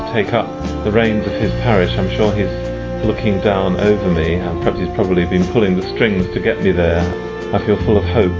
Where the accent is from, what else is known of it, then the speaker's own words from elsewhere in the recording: London, United Kingdom; from London in England